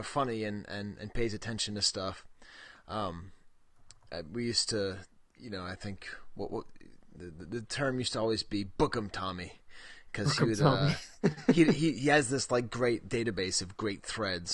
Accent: United States; also born or lived in south of France; I always feel weird whenever I'm over there being an American

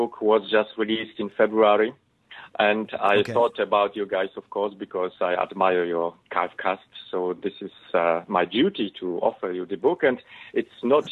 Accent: Poland; English is a second language; And I was born in Poland. I was grown up here

